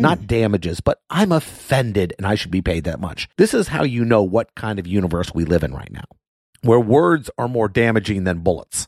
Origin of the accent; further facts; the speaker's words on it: Miami, Florida, United States; moved away as an adult; now in Orlando, United States; I grew up in Miami and I spent my whole life in Miami